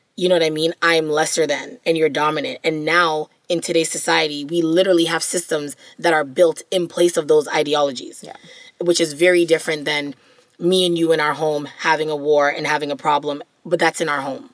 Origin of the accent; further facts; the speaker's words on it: Jamaica; As a Jamaican person